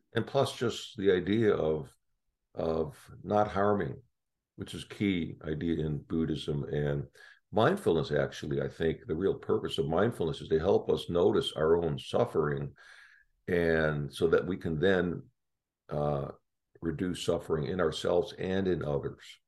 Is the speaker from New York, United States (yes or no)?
no; Chicago, Illinois, United States; moved away; I grew up in Chicago